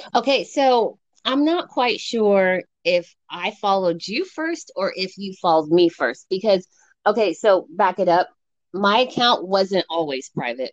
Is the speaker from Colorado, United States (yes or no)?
yes; Colorado Springs, Colorado, United States; moved away as an adult; now in San Luis Obispo, United States; I'm originally born and raised Colorado Springs, Colorado, um, and I moved out to California to for college.